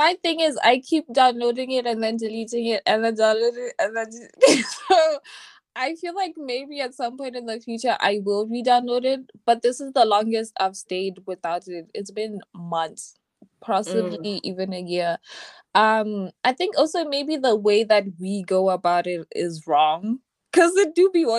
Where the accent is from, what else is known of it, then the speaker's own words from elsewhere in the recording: Botswana; Hi. I'm from Botswana.